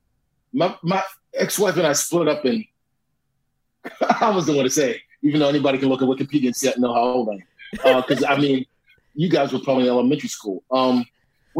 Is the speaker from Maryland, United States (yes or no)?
yes; Baltimore, Maryland, United States; moved away as an adult; also born or lived in Rochester, New York / New York City; now in Los Angeles, United States; I grew up in Baltimore